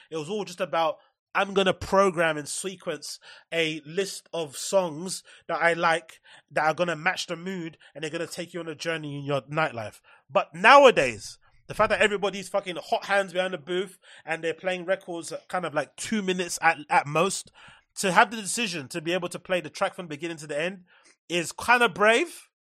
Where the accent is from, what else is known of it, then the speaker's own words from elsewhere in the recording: London, United Kingdom; growing up in London